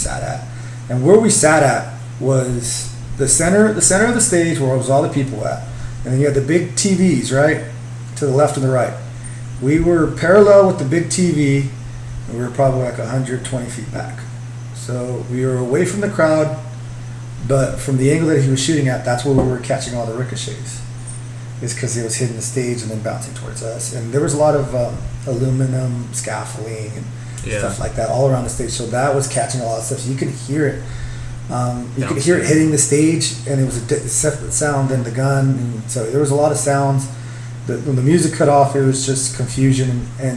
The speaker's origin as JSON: {"language": "English", "town": "Bakersfield", "region": "California", "country": "United States", "tie": "born or raised there", "said": "I grew up in Bakersfield"}